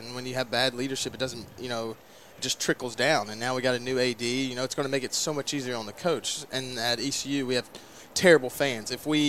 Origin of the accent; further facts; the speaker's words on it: Gastonia, North Carolina, United States; also born or lived in Charlotte; Yeah, I'm from Gastonia.